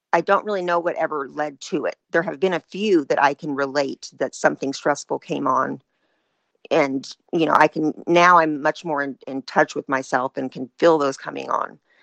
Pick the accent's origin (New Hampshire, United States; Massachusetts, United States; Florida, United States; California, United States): California, United States; Northern; I'm from Northern California